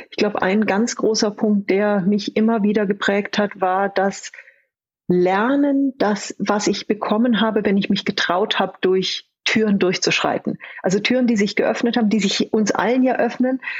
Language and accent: German; Bavaria, Germany; now in Austria; Ich bin eine Bayerin, die in Österreich lebt.